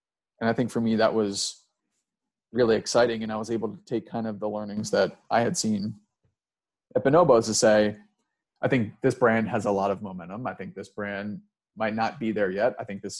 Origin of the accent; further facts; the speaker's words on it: Midwest, United States; I kind of just got sick of New York, and you know, I'm a Midwesterner at heart. So I was not necessarily cut out for New York